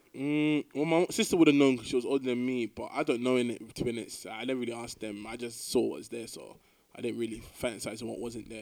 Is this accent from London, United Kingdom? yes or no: yes; London, United Kingdom; moved away as an adult; now in Glasgow, United Kingdom; originally I'm born in London, but I'm not ethnically English person